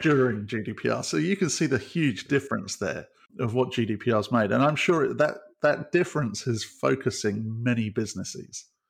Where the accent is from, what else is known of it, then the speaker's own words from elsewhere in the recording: United Kingdom; as a Brit